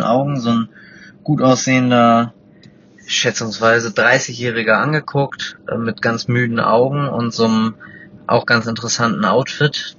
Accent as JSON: {"language": "German", "region": "Hamburg", "country": "Germany", "said": "ich komme aus Hamburg"}